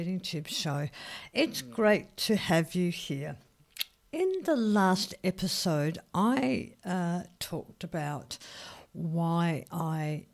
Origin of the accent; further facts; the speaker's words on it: Australia; I'm an Australian. I love my big gutsy reds. I love wine. I love sparkling wine. You know, we have a bit of a drinking culture here. And, yeah, that's what I was brought up